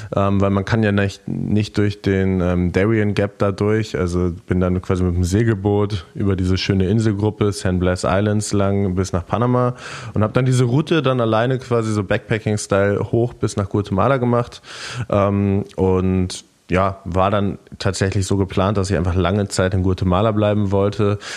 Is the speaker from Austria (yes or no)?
no; near Lisbon, Portugal; moved away; Und ich bin in Portugal geboren, meine Eltern sind beides Deutsche, aber mein Dad hat länger in Portugal gearbeitet und dann bin ich da geboren